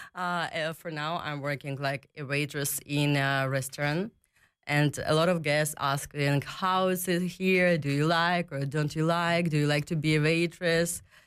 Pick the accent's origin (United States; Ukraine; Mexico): Ukraine; Kryvyi Rih, Dnipropetrovsk Oblast; English is a second language; moved away as an adult; now in Netherlands; I uh, came from Dnipro, uh, but actually I was born in Krivorok. It's the city where I was born.